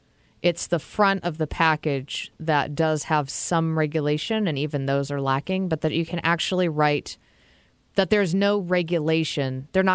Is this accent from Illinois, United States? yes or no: no; New Hampshire, United States; I was thinking Mount Washington in New Hampshire, because that's where I'm from. Well, I'm from New England.